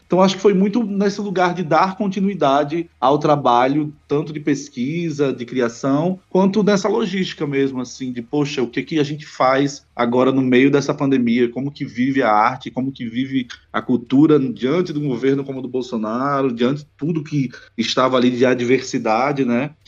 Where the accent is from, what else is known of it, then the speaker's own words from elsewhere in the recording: Natal, Rio Grande do Norte, Brazil; moved away; de mim, que veio do território que é o Rio Grande do Norte